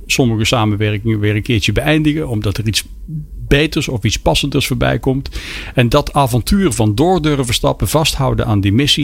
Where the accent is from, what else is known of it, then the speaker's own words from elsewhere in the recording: Peel, Netherlands; bij ons in de Peel, een museum van Jan Vriends